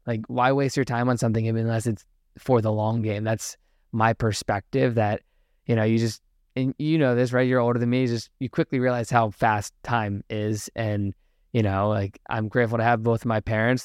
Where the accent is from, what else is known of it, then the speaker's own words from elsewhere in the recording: Richmond, Virginia, United States; my hometown in Richmond, Virginia